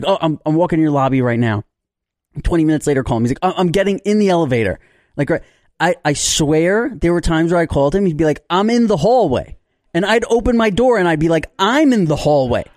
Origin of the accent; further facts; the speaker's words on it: New York City, New York, United States; I had friends back in the day growing up in New York